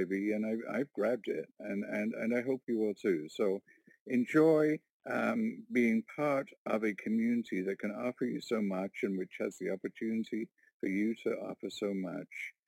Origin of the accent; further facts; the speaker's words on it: Warkworth, Ontario, Canada; I'm from Warkworth, Ontario, a little rural community of 700 people